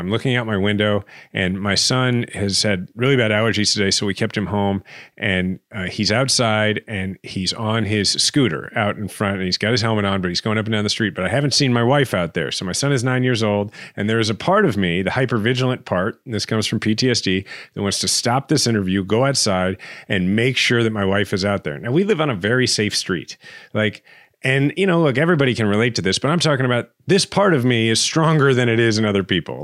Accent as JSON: {"language": "English", "town": "Kansas City", "region": "Missouri", "country": "United States", "tie": "born or raised there"}